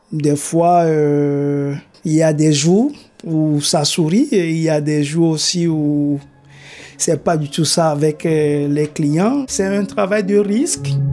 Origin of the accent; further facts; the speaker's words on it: Togo; moved away as an adult; now in Canada; Je suis originaire du Togo, en Afrique de l'Ouest. Je suis arrivé euh, ici au Canada en décembre 2019 en tant qu'immigré